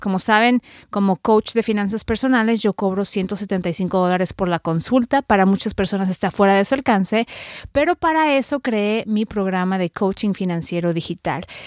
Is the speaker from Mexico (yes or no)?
yes; Mexico; now in United States; soy periodista mexicana radicada en Estados Unidos